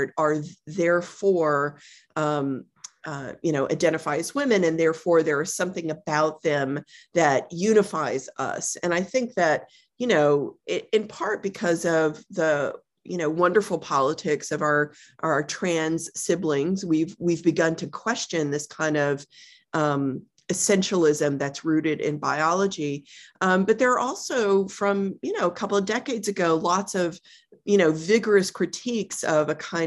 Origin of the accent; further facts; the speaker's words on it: Texas, United States; I grew up in Texas